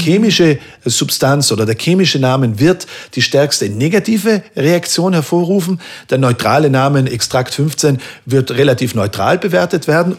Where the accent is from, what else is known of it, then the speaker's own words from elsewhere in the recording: Merano, Trentino-Alto Adige, Italy; moved away; meiner Heimatstadt Meran